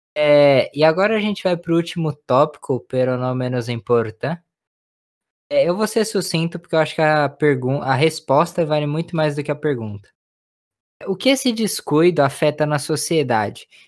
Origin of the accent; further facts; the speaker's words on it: Brazil; como brasileiro